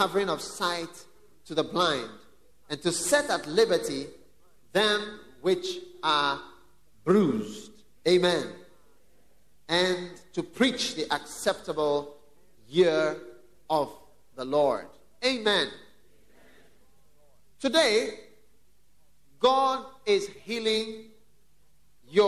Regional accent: Ghana; I've been in Ghana for some time. I'm also a Ghanaian.

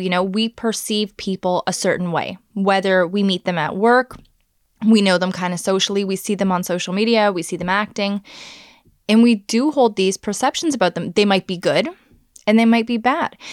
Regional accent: Canada; as a Canadian

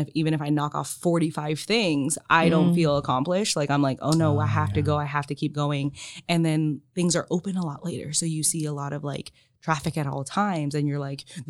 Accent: Philippines; So like, I'm Filipino. My parents made Filipino food, which I always loved growing up

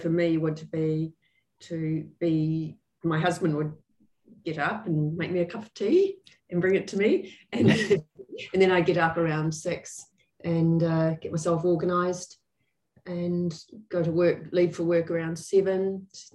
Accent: Christchurch, Canterbury, New Zealand; I was born in Christchurch. My father was a GP in Riccarton

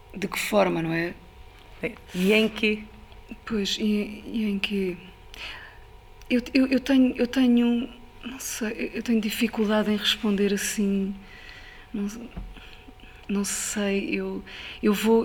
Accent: Ribatejo, Portugal; eu, eu, passei a minha infância no Ribatejo

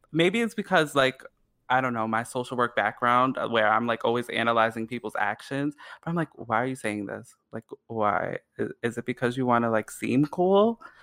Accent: New York, United States; I'm from New York

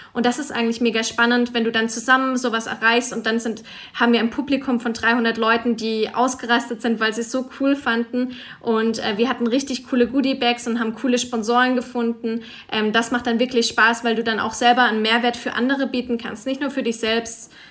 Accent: Freiburg, Baden-Württemberg, Germany; now in Zürich, Switzerland; ich bin momentan in Zürich, komme aber aus Freiburg

